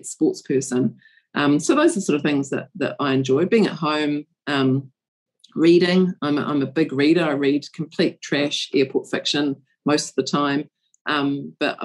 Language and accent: English; New Zealand; as a New Zealander